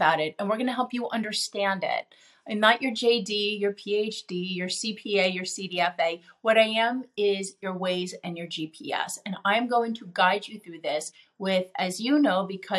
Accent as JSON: {"language": "English", "region": "New York", "country": "United States", "said": "I'm a New Yorker."}